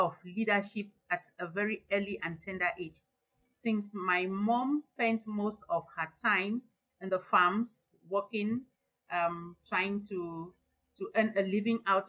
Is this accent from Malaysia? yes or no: no; Northwest Region, Cameroon; I was born and bred in a small village in the northwest region of Cameroon.